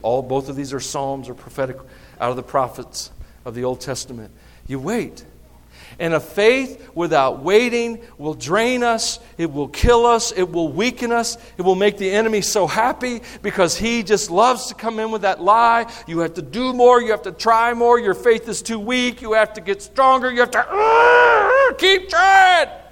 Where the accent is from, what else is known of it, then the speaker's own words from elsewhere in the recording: the South, United States; I'm from the South.